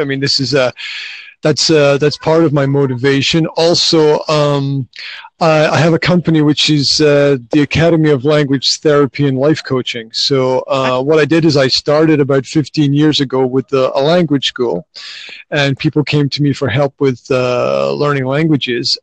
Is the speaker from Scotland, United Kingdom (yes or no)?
yes; Scotland, United Kingdom; moved away as an adult; now in Slovakia; originally, I'm from Scotland, uh, but I've been living in Slovakia for the last 15 plus years